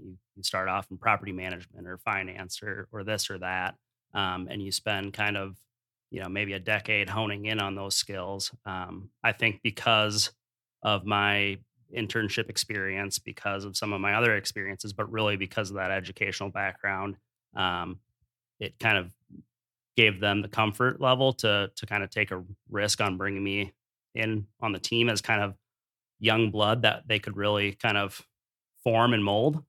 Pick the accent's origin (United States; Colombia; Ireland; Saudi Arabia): United States; Dubuque, Iowa; I grew up in Dubuque